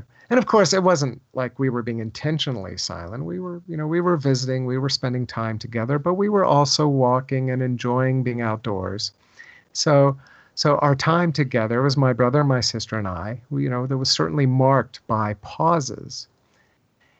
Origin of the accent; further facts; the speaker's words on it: Virginia, United States; I grew up in Virginia